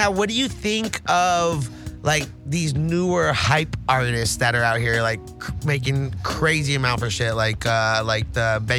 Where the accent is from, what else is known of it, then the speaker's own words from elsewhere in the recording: Los Angeles, California, United States; I'm oh, from yeah, LA too, but you know I'm the, I'm born in in the valley, so it's a little different than Torrance and Cerritos.